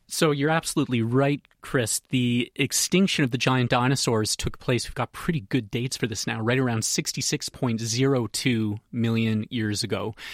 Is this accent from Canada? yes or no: yes; Canada; moved away; I'm from Canada, as you can probably tell from my accent, so back home we'd say 350 pounds